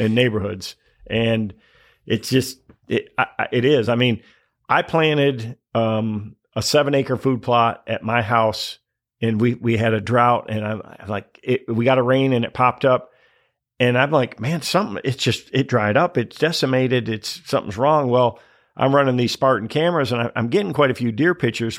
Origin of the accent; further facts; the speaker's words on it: Michigan, United States; growing up in Michigan